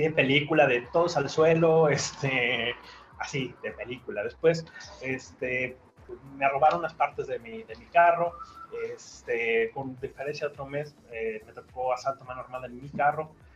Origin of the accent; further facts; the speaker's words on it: Mexico City, Mexico; moved away as an adult; now in Guadalajara, Mexico; Yo nací en Ciudad de México y hace unos 20 años que me mudé a Guadalajara, que es donde ahora vivo